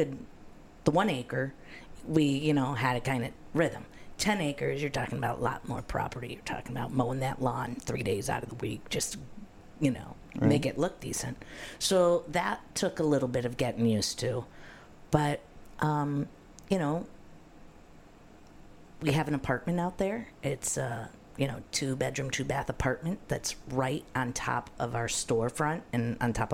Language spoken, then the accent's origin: English; Fort Lauderdale, Florida, United States; born or raised there; also born or lived in Buffalo, New York